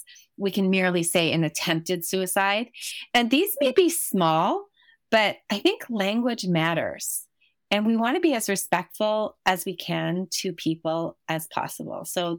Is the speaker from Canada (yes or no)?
yes; Canada; obviously, you're in the States right now, but we're both Canadian.